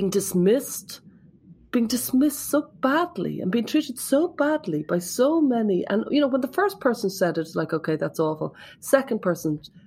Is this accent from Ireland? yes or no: yes; Ireland; I'm there from Ireland